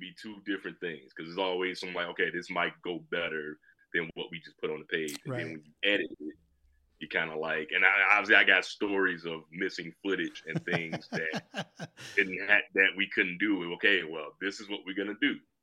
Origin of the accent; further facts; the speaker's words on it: Chicago, Illinois, United States; now in Aurora, United States; Born and raised in Chicago